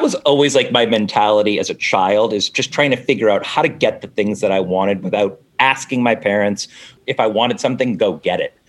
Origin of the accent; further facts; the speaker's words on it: Newton, Massachusetts, United States; I'm from Newton mm-hmm. which is the one of the it's the first suburb of Boston